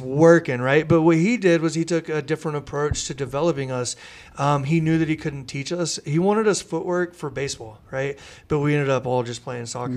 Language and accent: English; Mustang, Oklahoma, United States; we grew up in Mustang, which had a great soccer culture.